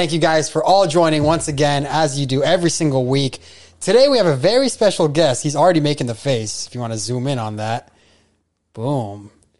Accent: Iran; I'm from Iran.

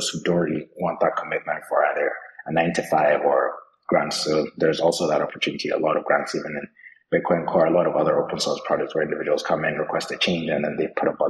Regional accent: Nigeria; I'm Nigerian as well

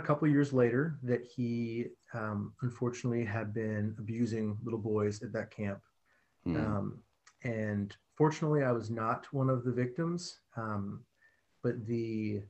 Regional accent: Florida, United States; I was born in Florida, grew up in a family that was, church attending family

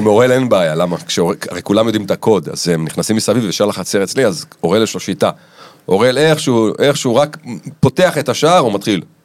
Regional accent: Rishon LeZion, Central District, Israel; אנחנו בגיל מאוד צעיר, ההורים שלי עזבו למרכז ראשון לציון

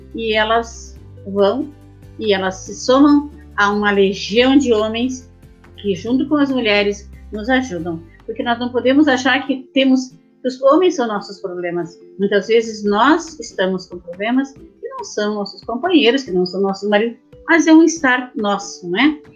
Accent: Brazil; Eu sou natural aqui do Boi Morto, da Vila Calduro, né? Minha, minha a, a, a, ali eu nasci, ali eu me criei

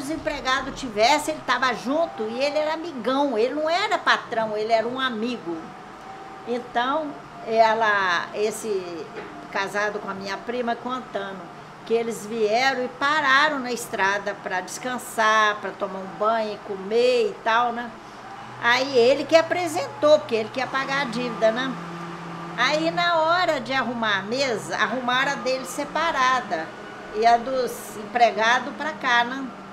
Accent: Aimorés, Minas Gerais, Brazil; Eu nasci aqui no Corvo do Sossego, mas eu vim para a cidade com 11, 12 anos

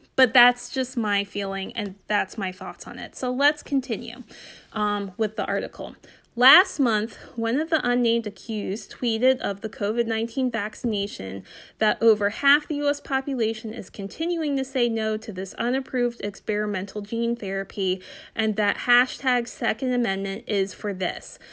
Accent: Northern Delaware, United States; I'm from Northern Delaware

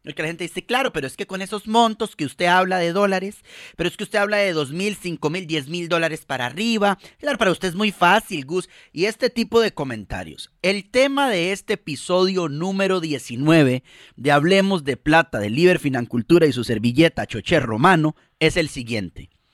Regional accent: Costa Rica; somos dos costarricenses, tanto Mari como yo

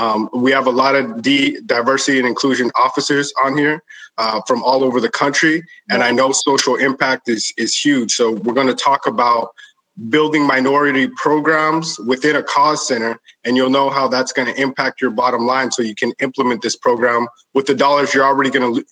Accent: El Paso, Texas, United States; But in growing up in El Paso, I was a hustler, right?

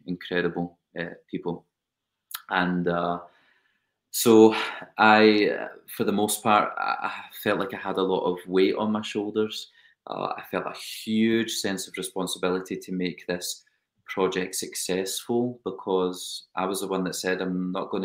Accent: Scotland, United Kingdom; accent: British; also born or lived in United States; I am Scottish, but I feel very, very, very, very Dutch

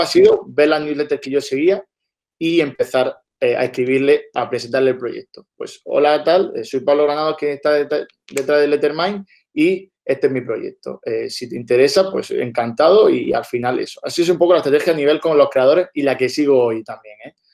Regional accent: Almería, Andalusia, Spain; nosotros somos de Almería

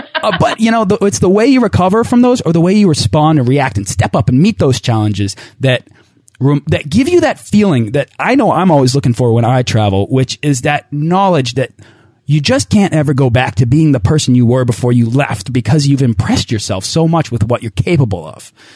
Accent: New England, United States; I'm also from New England

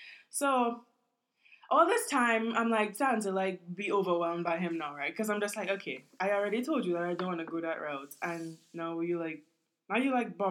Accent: Trinidad & Tobago; now in Brooklyn, United States; I'm from Trinidad

